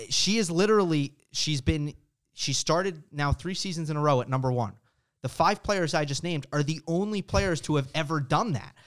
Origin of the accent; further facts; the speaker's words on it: United States; as an American